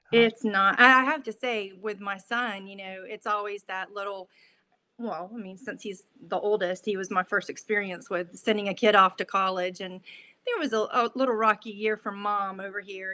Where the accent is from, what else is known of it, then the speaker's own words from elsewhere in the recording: Middleburg, Florida, United States; also born or lived in Jacksonville, Florida; when I was two, we uh, moved to a little town outside of Jacksonville called Middleburg, Florida. So, that is where I spent all of my days uh, growing up